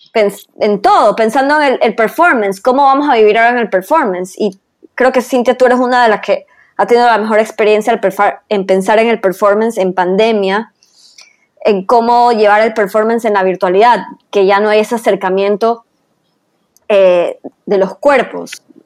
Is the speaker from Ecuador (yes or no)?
yes; Ecuador; como ecuatorianos